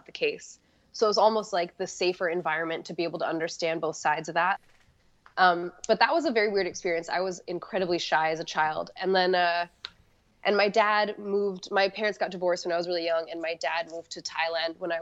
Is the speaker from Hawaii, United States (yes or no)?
yes; Hawaii, United States; moved away; Hawaii. Yeah, I grew up in Hawaii